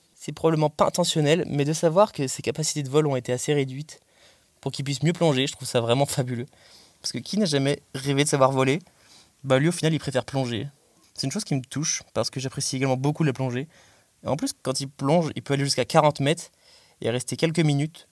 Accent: Belle-Île-en-Mer, Brittany, France; moved away; J'ai grandi à Belle-Île-en-Mer, en Bretagne

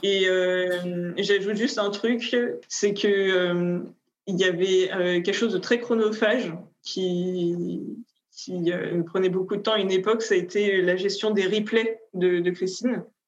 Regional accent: France; now in Paris, France; on était deux Françaises

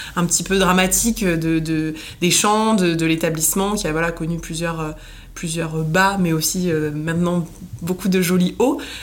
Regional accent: Nice, Provence-Alpes-Côte d'Azur, France; moved away as an adult; now in Paris, France; j'ai grandi à Nice, j'ai déménagé à Paris euh, jeune pour mes études

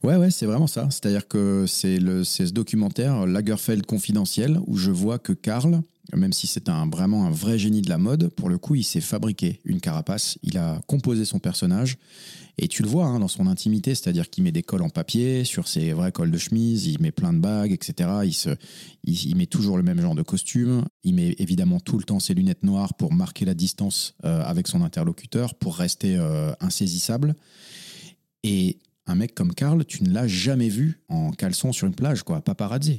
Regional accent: Forbach, Grand Est, France; moved away as an adult; also born or lived in England / Reims; now in Paris, France; je suis né en Moselle-Est, dans la belle ville de Forbach, euh, dans le 57. J'ai grandi euh, donc là-bas

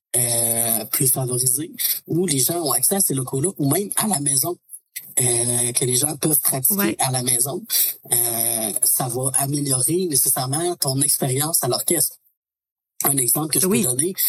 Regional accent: Beauce, Quebec, Canada; now in Quebec City, Canada; je parle de la Beauce parce que c'est de là que je suis originaire

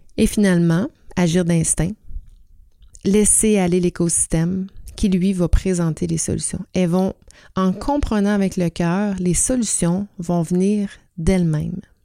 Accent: Quebec, Canada; chez nous au Québec

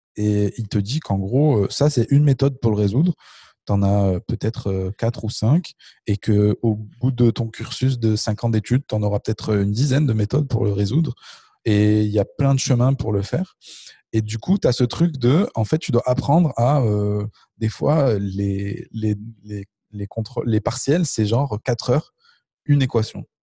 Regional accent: Le Puy-en-Velay, Auvergne-Rhône-Alpes, France; moved away as an adult; also born or lived in Marseille / Canada; now in Paris, France; je viens du Puy-en-Velay

